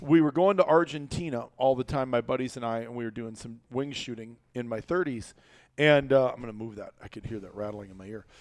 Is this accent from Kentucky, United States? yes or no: no; Iowa, United States; kid growing up in Iowa, trapper